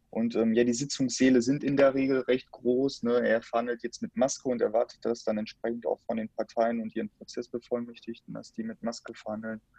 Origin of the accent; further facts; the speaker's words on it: Dortmund, North Rhine-Westphalia, Germany; ich bin ja Dortmunder und du ja auch Teil Dortmunder